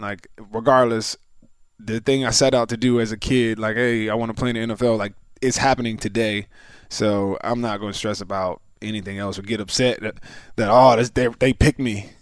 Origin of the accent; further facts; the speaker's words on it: Philadelphia, Pennsylvania, United States; we're from Philly